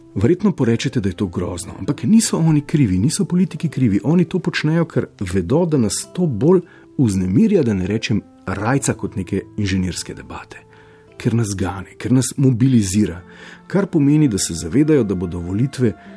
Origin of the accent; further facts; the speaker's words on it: Slovenia; Prvič po letu 91 smo Slovenci dočekali rasizem